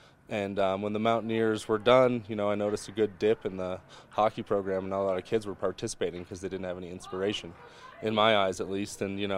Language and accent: English; Edwards, Colorado, United States; also born or lived in Vail, Colorado; Yeah, I was born in the Vail Hospital, grew up in Edwards, and this is where I grew up playing hockey, right here.